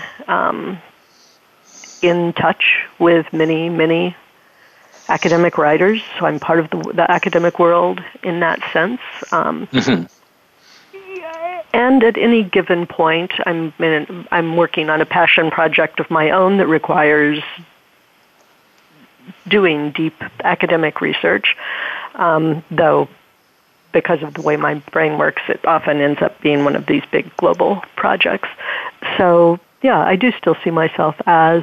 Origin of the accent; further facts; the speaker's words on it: Springfield, Missouri, United States; I grew up in Springfield, Missouri, outside of the Wilson's Creek battlefield